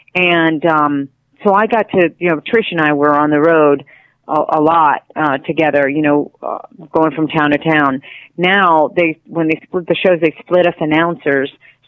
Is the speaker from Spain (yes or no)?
yes; Spain; now in United States; And I came from Spain, and so I was different already. Mm-hmm. And so for me, it was a little tough when I first got here.